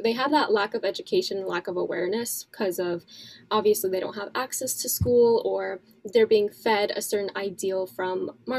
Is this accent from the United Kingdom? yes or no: no; Canada; Pakistan. Born and raised in Canada.